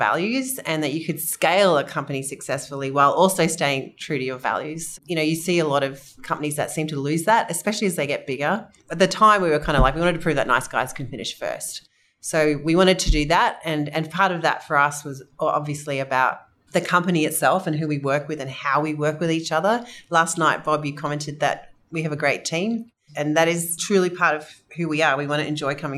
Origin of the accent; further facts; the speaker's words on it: Australia; You can probably tell I'm Australian.